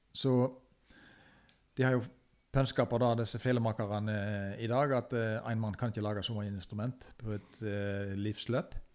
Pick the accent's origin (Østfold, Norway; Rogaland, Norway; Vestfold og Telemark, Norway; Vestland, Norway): Vestland, Norway; Fykse; jeg som er født og oppvokst på Fykse